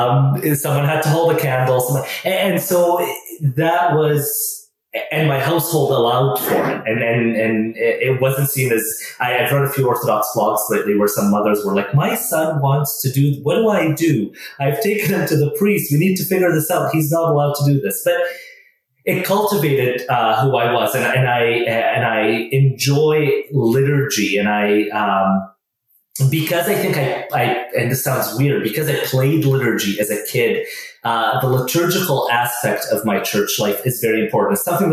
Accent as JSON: {"language": "English", "country": "Canada", "tie": "born or raised there", "also_born_or_lived": "Middle East", "said": "that's the church I grew up in here in Canada."}